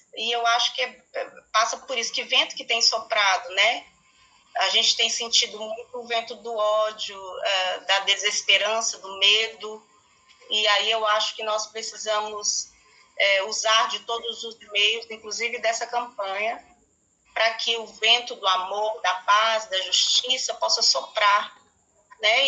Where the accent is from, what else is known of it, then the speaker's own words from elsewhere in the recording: Brazil; como brasileiros e brasileiras, cidadãos, né, cidadãs